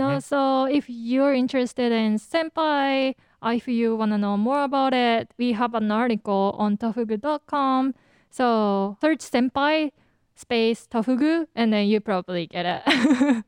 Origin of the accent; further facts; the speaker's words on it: Japan; accent: Japanese; my Japanese accent